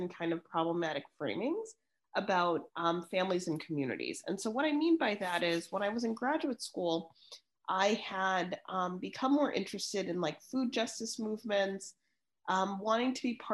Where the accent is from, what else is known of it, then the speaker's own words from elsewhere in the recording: Chicago, Illinois, United States; growing up in Chicago